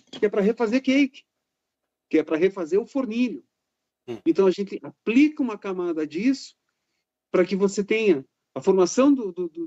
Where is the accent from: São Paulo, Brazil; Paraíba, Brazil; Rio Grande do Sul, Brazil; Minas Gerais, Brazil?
Rio Grande do Sul, Brazil; Caxias do Sul; Eu sou de Caxias do Sul, pô.